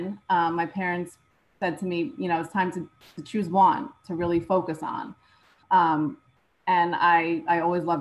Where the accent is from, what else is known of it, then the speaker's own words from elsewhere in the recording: New Jersey, United States; I'm from New Jersey